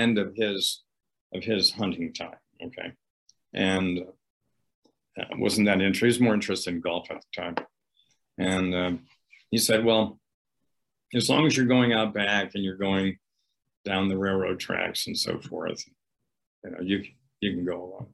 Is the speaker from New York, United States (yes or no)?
yes; upstate New York, United States; pheasants everywhere in upstate New York. When I was growing up, we didn't even use the dog